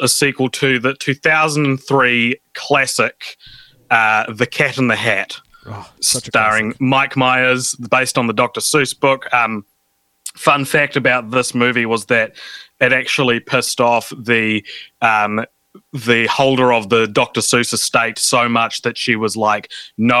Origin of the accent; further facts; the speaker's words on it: New Zealand; me and another New Zealander